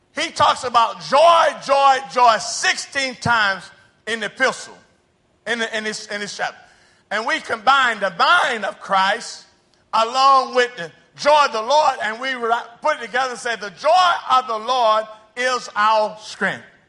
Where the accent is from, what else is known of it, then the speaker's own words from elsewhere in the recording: United States; moved away as an adult; now in Brazil; I'm a missionary. I'm not from Brazil. I'm from the United States